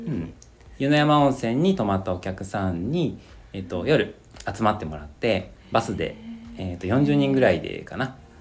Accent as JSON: {"language": "Japanese", "town": "Komono", "region": "Mie", "country": "Japan", "tie": "born or raised there", "said": "この町 で育ちましたね、うん、そこの保育園に通っていて そこの小学校に通っていました"}